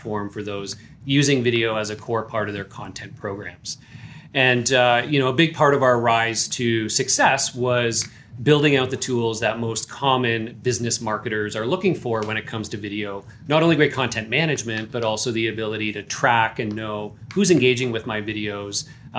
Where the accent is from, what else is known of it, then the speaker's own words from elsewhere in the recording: Canada; I am Canadian here.